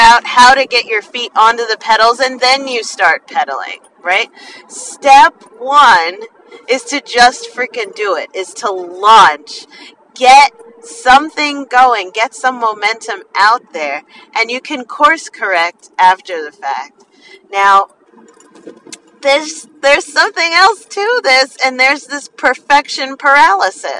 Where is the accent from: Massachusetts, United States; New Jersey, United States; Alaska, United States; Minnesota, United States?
New Jersey, United States; I'm from New Jersey